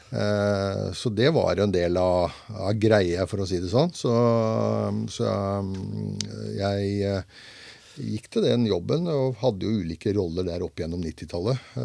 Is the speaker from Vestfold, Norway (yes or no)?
yes; Svarstad, Vestfold, Norway; moved away as an adult; now in Grenland, Norway; Jeg er født og oppvokst i Lågendalen, i, eh, i, nærmere bestemt Svarstad